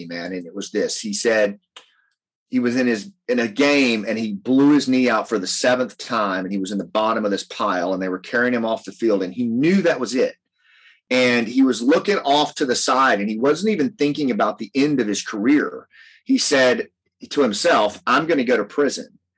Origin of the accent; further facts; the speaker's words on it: Appalachia, United States; I come from Appalachia